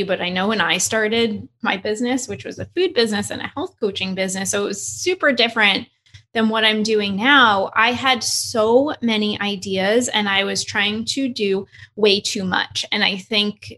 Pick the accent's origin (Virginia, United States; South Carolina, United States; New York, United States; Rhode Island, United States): New York, United States; I'm from New York